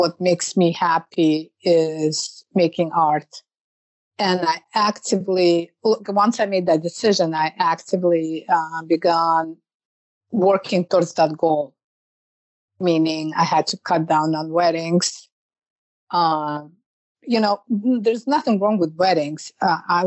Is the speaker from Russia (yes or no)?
yes; Russia; moved away as an adult; now in New York, United States; I call myself New Yorkers because I lived there for so long. But I'm originally from Russia